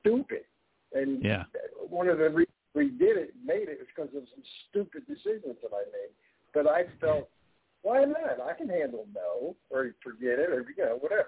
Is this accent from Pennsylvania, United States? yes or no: yes; Philadelphia, Pennsylvania, United States; from Philly